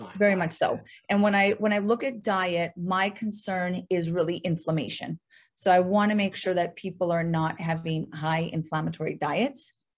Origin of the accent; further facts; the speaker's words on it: North Dakota, United States; moved away; I am actually from North Dakota